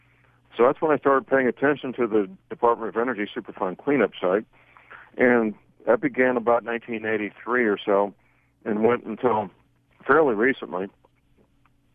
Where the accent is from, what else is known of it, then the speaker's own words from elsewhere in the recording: St. Louis, Missouri, United States; Outside St. Louis, Missouri, my hometown